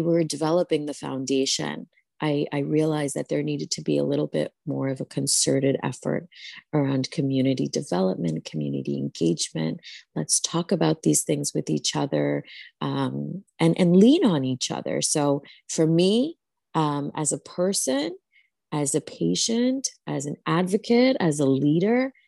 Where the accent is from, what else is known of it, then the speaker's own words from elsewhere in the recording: New Jersey, United States; the Bengali community that I grew up with in New Jersey was so supportive